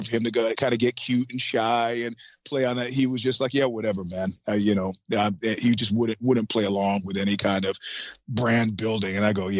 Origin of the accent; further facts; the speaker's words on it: New York, United States; I mean, as a New Yorker, I was like, and then he went to the crapper.